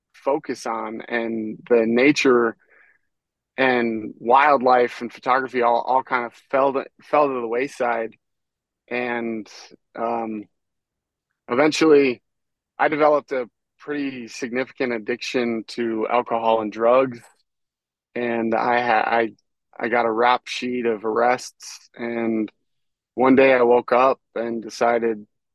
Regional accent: Michigan, United States; I'd spend every day after school looking for snakes and turtles in my hometown in Michigan

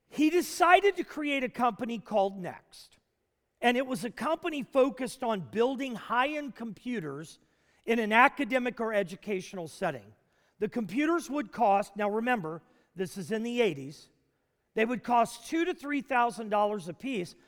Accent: Nashville, Tennessee, United States; Nashville, Tennessee. Actually, my hometown growing up

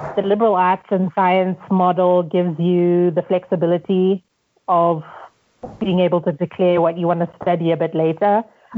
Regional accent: Zimbabwe; also born or lived in United States; now in Nairobi, Kenya; I'm from Zimbabwe.

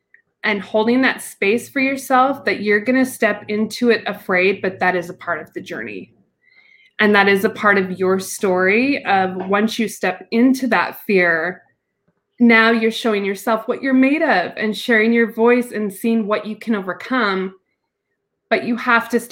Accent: Utah, United States; I am from Utah. I'm in the mountain area

